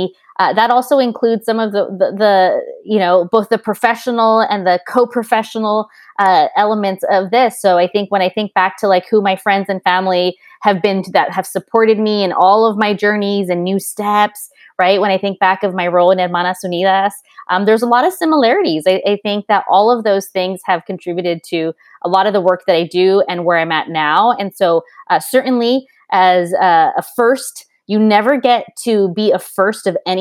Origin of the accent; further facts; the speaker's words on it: Santa Barbara, California, United States; first language Spanish; English is a second language; also born or lived in New York; born and raised in Santa Barbara, a local girl, and my parents are immigrants from Mexico